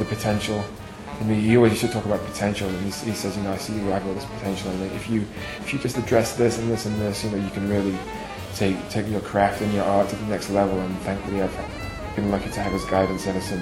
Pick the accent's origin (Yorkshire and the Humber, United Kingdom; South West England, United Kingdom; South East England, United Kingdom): Yorkshire and the Humber, United Kingdom; Doncaster; moved away as an adult; also born or lived in Manchester; now in New York, United States; I grew up in a town in northern England called Doncaster, which is my hometown, you know, where I was born